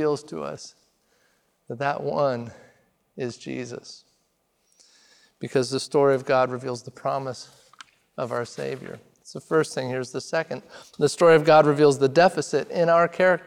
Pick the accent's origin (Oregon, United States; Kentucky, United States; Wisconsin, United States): Oregon, United States; Redmond; moved away; I grew up in Redmond, Oregon, small town in central Oregon.